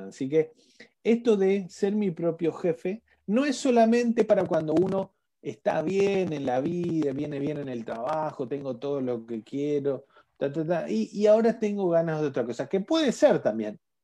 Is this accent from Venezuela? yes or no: no; Argentina; como en Argentina decimos